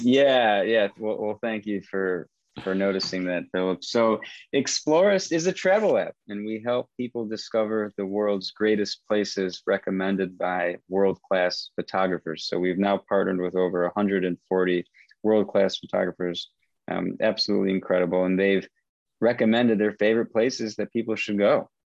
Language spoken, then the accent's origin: English; Michigan, United States; moved away as an adult; also born or lived in Vietnam / San Francisco; I grew up in Michigan um, studied economics philosophy